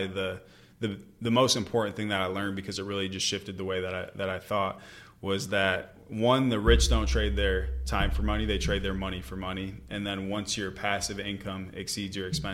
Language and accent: English; Michigan, United States; moved away as an adult; back in Michigan, I had all my hometown friends